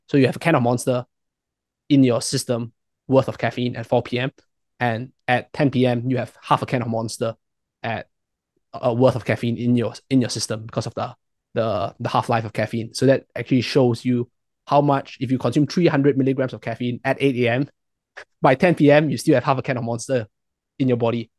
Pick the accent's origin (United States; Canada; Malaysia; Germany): Malaysia; I'm from Malaysia.